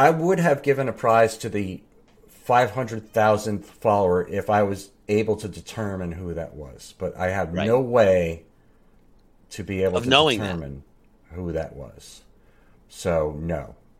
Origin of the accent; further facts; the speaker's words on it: New Jersey, United States; I'm from Jersey, Steve.